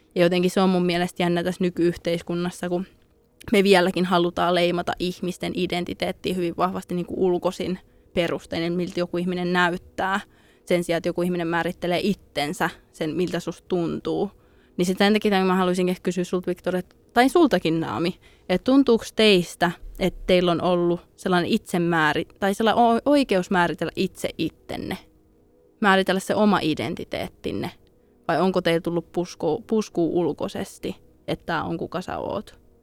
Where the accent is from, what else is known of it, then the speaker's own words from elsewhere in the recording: Finland; Suomessa kasvaessa